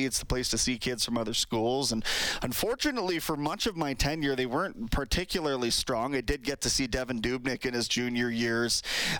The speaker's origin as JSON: {"language": "English", "town": "Kamloops", "region": "British Columbia", "country": "Canada", "tie": "born or raised there", "moved": "as an adult", "lives_now": "Edmonton, Canada", "said": "My hometown, Kamloops Blazers, the host city"}